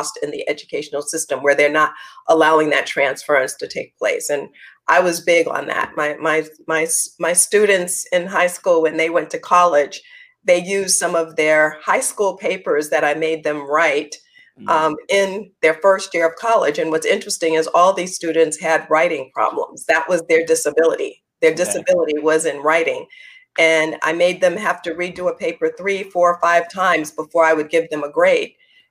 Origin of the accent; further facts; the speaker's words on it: New York, United States; also born or lived in North Carolina; I was the one from New York